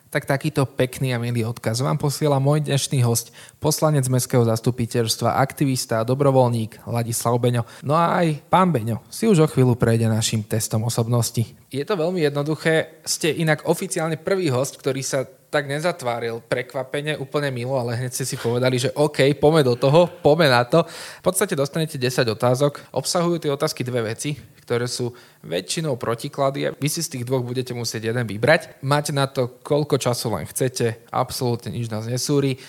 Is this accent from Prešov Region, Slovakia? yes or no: no; Trnava, Trnava Region, Slovakia; Som Trnavčan, žijem v Trnave